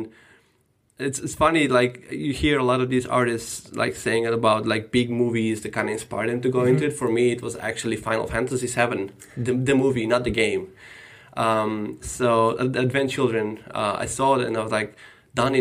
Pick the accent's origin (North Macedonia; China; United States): North Macedonia; moved away; I am from Macedonia originally. I was born and grew up there